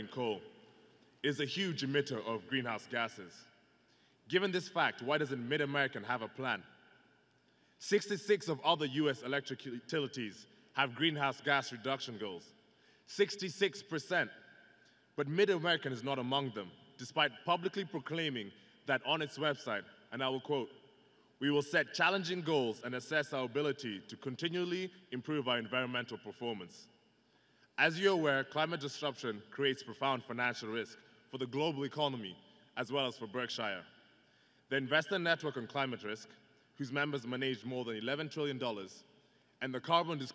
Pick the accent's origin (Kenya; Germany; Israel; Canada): Kenya; moved away as an adult; now in Iowa, United States; I hail from Kenya